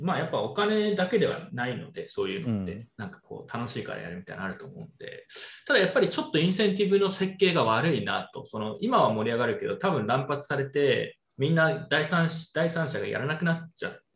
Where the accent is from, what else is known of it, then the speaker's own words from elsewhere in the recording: Tsukuba, Ibaraki, Japan; 出身の筑波でやったするじゃないですか